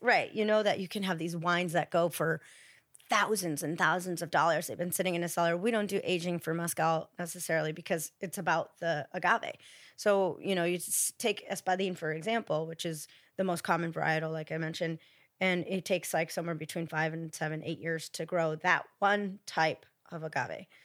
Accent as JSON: {"language": "English", "region": "Ohio", "country": "United States", "moved": "yes", "lives_now": "Los Angeles, United States", "said": "I'm from Ohio originally"}